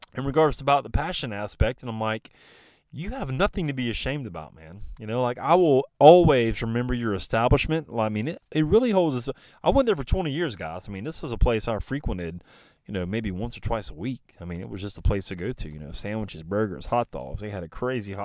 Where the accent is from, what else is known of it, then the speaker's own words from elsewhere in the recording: the Carolinas, United States; he's born and raised in the Carolinas